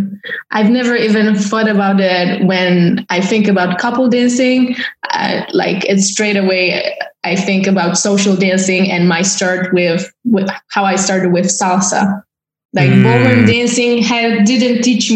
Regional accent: Warsaw, Masovian Voivodeship, Poland; English is a second language; moved away as an adult; now in Paris, France; born and raised in Warsaw

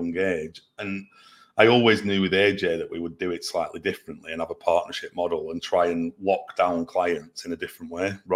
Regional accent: Burnley, North West England, United Kingdom; also born or lived in London; now in Manchester, United Kingdom; I'm from Burnley

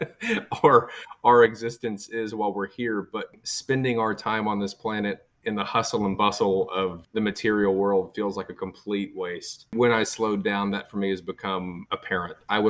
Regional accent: Texas, United States; I'm from Texas

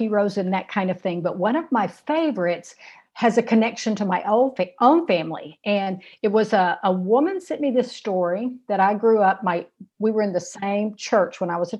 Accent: Shreveport, Louisiana, United States; they settled in my hometown of Shreveport, Louisiana

